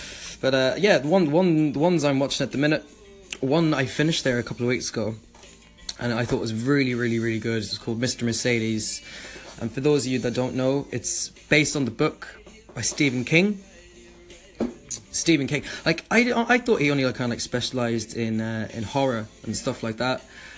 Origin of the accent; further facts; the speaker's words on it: Ireland; I'm from Ireland myself.